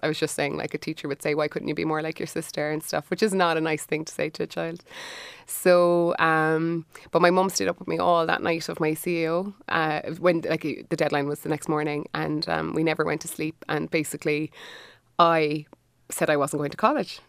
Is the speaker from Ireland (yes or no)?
yes; Cork, Munster, Ireland